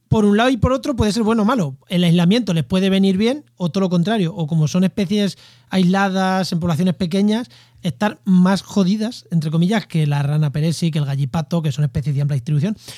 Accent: Albacete, Castilla-La Mancha, Spain; Yo es que soy de llano, soy de Albacete

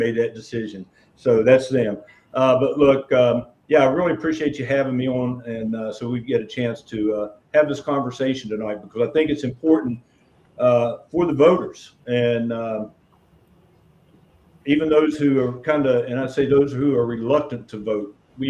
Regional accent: Montgomery, West Virginia, United States; also born or lived in Ravenswood, Jackson County, West Virginia / Bridgeport, Harrison County, West Virginia; I live in Harrison County, West Virginia, specifically the city of Bridgeport. I'm originally from Kanawha County. Was born and raised in Montgomery. Lived in Jackson County for a stint in Ravenswood, but mainly born and raised in Kanawha County in the eastern Kanawha County coal fields.

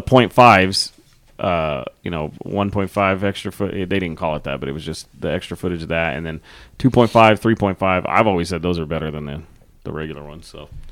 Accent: Texas, United States; growing up in Texas

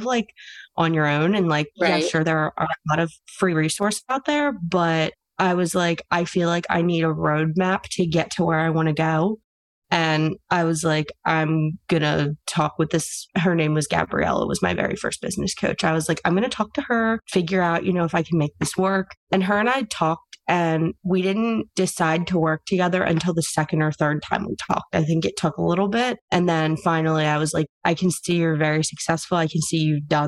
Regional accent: Pennsylvania, United States; I'm from Pennsylvania

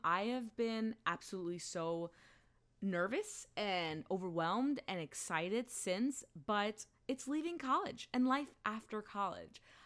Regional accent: Allentown, Pennsylvania, United States; moved away as an adult; also born or lived in Philadelphia; the school that I went to in my hometown of Allentown

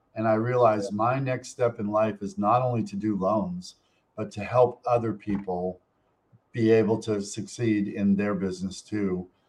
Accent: Montpelier, Vermont, United States; moved away; the town that I grew up in in Montpelier, Vermont.

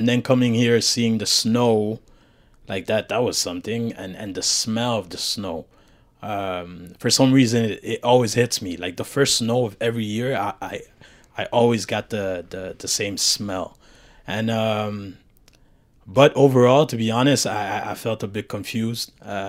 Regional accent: Montreal, Quebec, Canada; also born or lived in Haiti / Brooklyn; I was born in Haiti. I did 6 years in Haiti. Afterwards, I moved to the States in Brooklyn. And then I did a lot of back and forth until basically my mom managed to settle down in Montreal

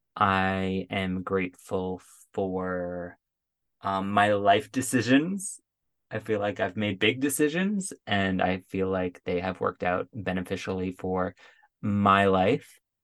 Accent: Paradise, Newfoundland and Labrador, Canada; now in Ottawa, Canada; go back to my hometown

